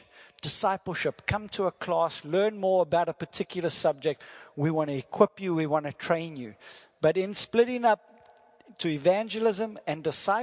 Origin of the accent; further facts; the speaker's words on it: South Africa; first language English; I'm from South Africa, and that is my wife, Lynette G.